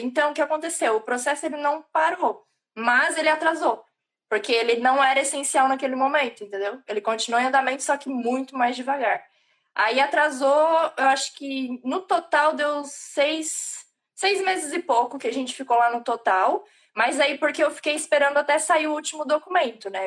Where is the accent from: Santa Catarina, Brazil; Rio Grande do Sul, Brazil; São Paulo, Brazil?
Santa Catarina, Brazil; moved away as an adult; also born or lived in Italy; now in Ireland; não sou gaúcha, mas tá lá pertinho, eu sou de Santa Catarina